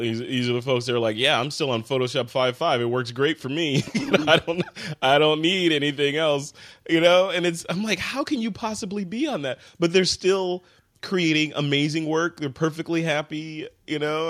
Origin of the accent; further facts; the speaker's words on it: Chicago, Illinois, United States; I am from Chicago